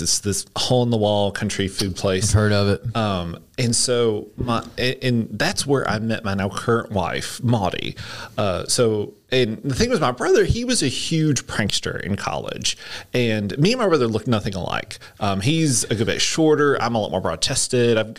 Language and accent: English; Hampton, Georgia, United States; I grew up in Hampton, Georgia, which is on the south side of Atlanta.